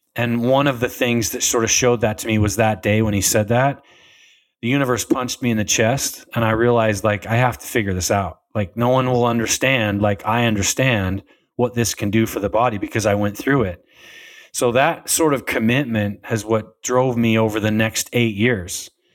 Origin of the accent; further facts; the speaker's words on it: Utah, United States; I grew up in Utah